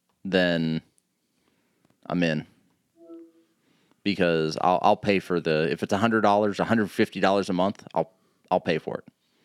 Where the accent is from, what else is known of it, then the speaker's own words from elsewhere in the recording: United States; Yeah, but I'm American. I'm entitled.